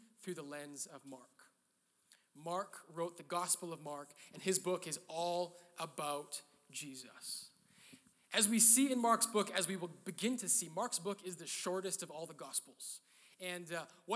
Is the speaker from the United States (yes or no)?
no; Canada; I'm Canadian